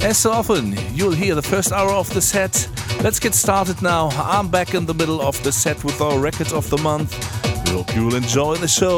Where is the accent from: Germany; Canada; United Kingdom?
Germany; Hamburg; I'm still here in Mallorca, but slowly it's time to get back to the studio in my hometown Hamburg